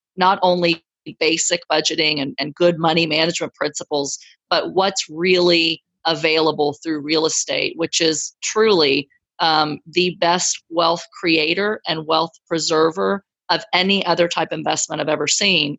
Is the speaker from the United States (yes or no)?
yes; Texas, United States; I'm from Texas.